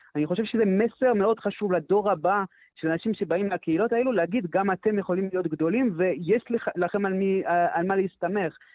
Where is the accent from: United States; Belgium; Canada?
Canada; first language French; Hebrew is a second language; now in Jerusalem, Israel; אני אומנם קנדי במקור, אבל אני דובר צרפתי